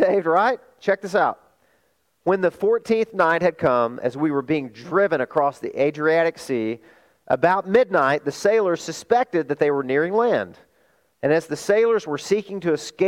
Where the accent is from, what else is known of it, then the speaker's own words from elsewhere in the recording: Arkansas, United States; moved away; also born or lived in California; my hometown in Arkansas